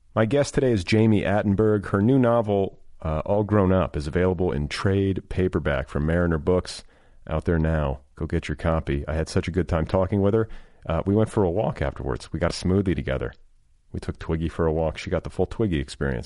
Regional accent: Indianapolis, Indiana, United States; where I grew up in Indianapolis

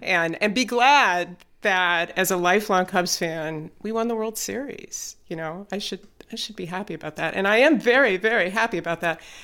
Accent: Chicago, Illinois, United States; I grew up in the Chicago area

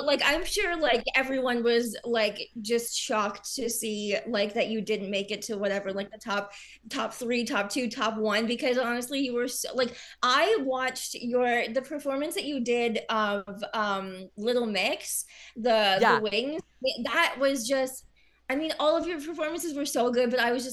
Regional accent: Kitchener, Ontario, Canada; moved away as an adult; now in Toronto, Canada; I'm from Kitchener. And so I know a lot of people around, like, the Kitchener, Waterloo, Cambridge area.

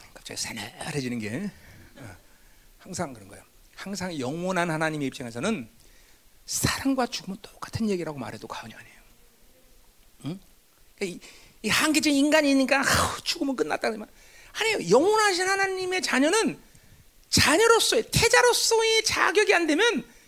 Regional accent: South Korea; 우리가 한반도에 살면서 한국이라는 나라에 속해 있지만

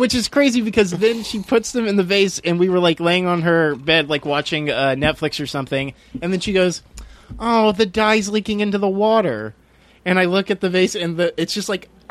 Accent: Houston, Texas, United States; moved away; going back home I'm from Houston and I was visiting home

